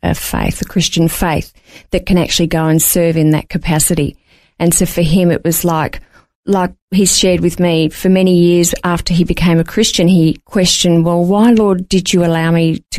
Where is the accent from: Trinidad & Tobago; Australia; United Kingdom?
Australia; Melbourne, Victoria; moved away as an adult; also born or lived in Wallaroo / Port Pirie; I was a city girl. We're from Melbourne originally